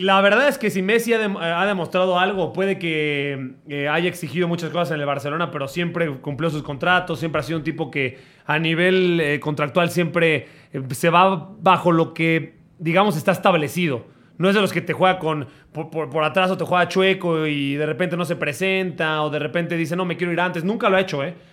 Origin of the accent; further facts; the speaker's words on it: Mexico; pues de México